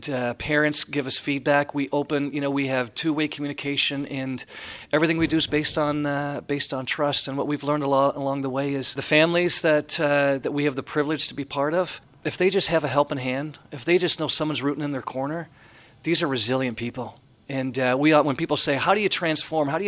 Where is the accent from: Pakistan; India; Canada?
Canada; I'm Canadian, yeah.